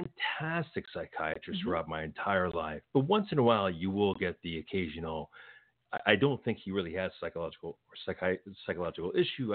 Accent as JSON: {"language": "English", "town": "Los Angeles", "region": "California", "country": "United States", "tie": "born or raised there", "said": "I grew up in Los Angeles"}